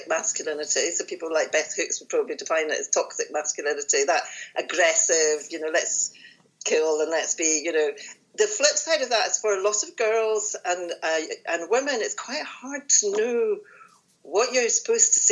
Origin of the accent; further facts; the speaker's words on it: Glasgow, Scotland, United Kingdom; I was born in Glasgow